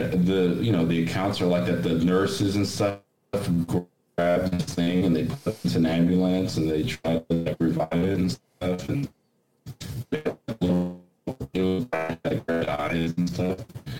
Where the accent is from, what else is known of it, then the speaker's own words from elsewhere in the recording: Brazil; now in United States; I grew up in Brazil